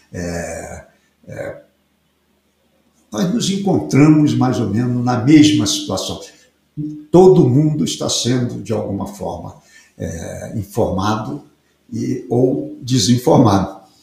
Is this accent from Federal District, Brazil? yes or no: no; Piauí, Brazil; Eu sou piauiense é, de origem